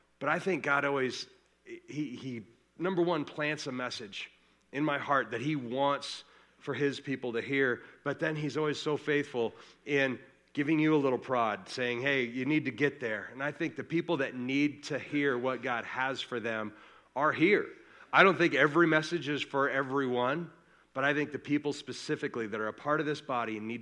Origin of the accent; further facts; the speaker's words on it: Colorado, United States; we are from Colorado